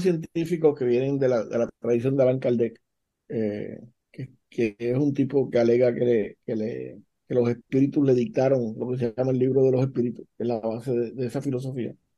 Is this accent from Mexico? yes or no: no; Puerto Rico